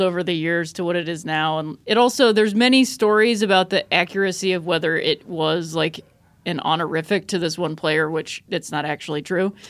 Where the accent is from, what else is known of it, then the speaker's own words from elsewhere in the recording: Akron, Ohio, United States; I grew up in Akron, Ohio